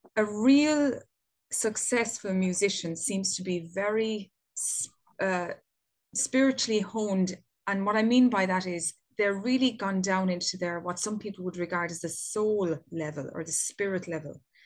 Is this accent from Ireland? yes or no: yes; Ireland; here in my home country of Ireland